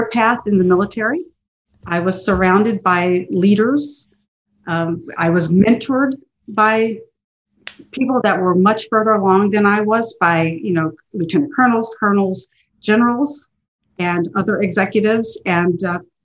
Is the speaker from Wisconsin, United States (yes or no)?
no; Baltimore, Maryland, United States; moved away; I grew up in Baltimore, Maryland